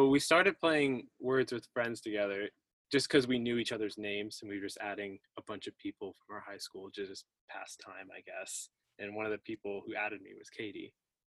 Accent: Katy, Texas, United States; we grew up in Katy, Texas, just outside of Houston.

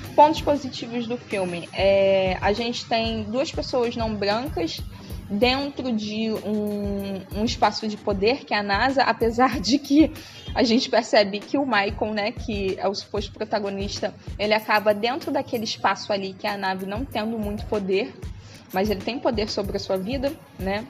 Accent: Brazil; A gente é brasileira, mulher preta brasileira

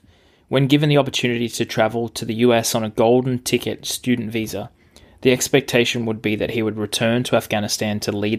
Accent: Australia; now in North America; my background of growing up in Australia and spending the last decade in North America is far removed from what Fareed describes.

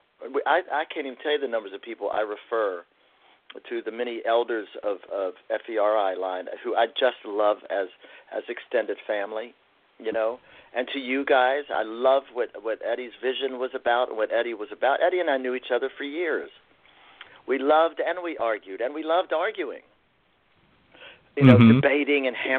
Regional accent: Appalachia, United States; as an Appalachian man

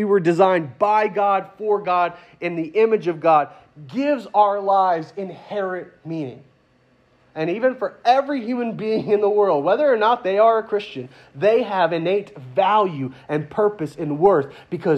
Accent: United States; I'm American

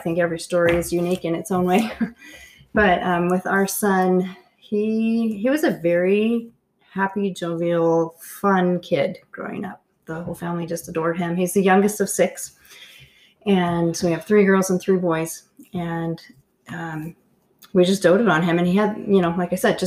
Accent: Canada; I grew up in Canada

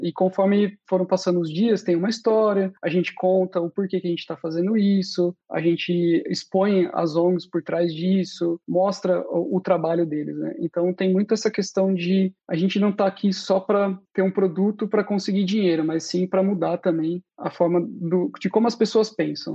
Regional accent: Brazil; moved away as an adult; now in Austria; eu sou do Brasil

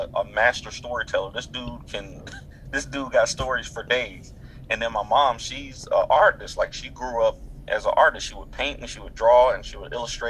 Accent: Durham, North Carolina, United States; also born or lived in Montgomery County, North Carolina; Born and raised in Durham, North Carolina

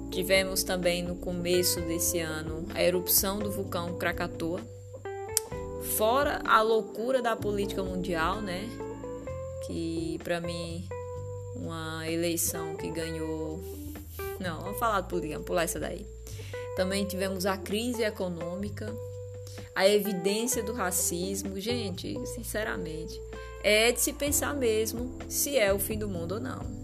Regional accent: Northeast Region, Brazil; Nós somos nordestinos, é, somos um, um, povo, somos um povo, né?

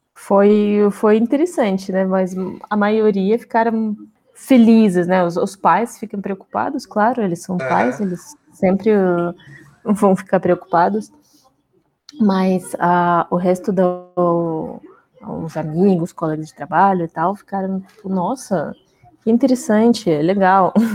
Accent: Russia; Portuguese is a second language; moved away as an adult; now in Brazil; eu sou russa, já faz muito tempo, que alguns anos, né, que eu moro no Brasil

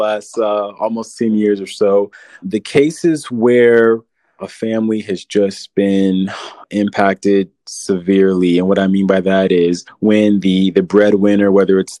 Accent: San Antonio, Texas, United States; I'm from San Antonio and I wanted to give back to the city that raised me, the city that I love

